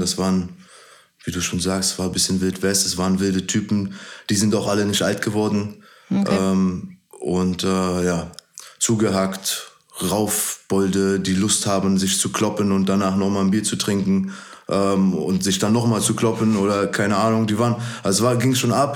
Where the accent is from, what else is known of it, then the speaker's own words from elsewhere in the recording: Berlin, Germany; Meine Heimat ist auf jeden Fall Berlin